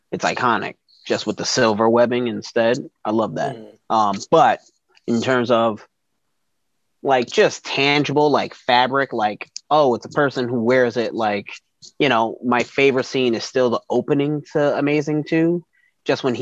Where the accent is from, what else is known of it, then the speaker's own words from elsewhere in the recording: New York, United States; I grew up in New York.